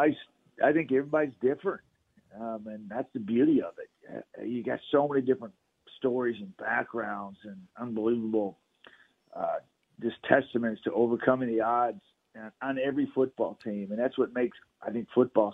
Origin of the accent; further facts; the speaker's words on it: Texas, United States; moved away; growing up in Texas